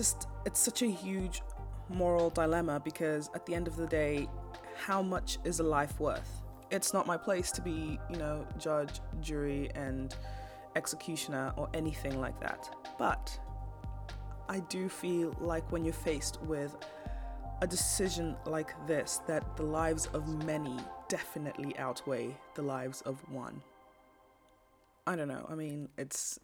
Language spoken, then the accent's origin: English; Kenya; I'm from Kenya.